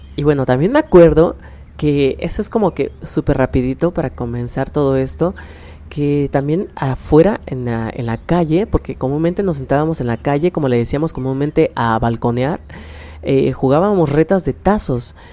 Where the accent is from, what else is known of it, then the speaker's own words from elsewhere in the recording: Oaxaca, Mexico; soy del estado de Oaxaca